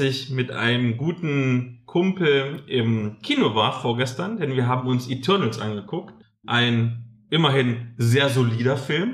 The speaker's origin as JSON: {"language": "German", "town": "Halle", "region": "Saxony-Anhalt", "country": "Germany", "tie": "born or raised there", "moved": "yes", "said": "Halle. Das ist ja meine alte Heimat, wo ich damals im Plattenbauviertel gewohnt habe"}